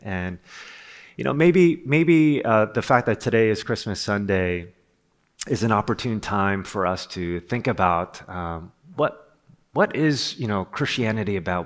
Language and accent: English; Rutherford, New Jersey, United States; I'm from Rutherford, New Jersey.